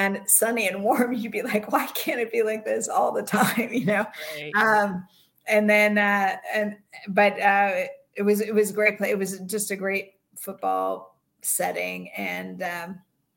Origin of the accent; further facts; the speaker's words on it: Bay Area, California, United States; I grew up in the Bay Area.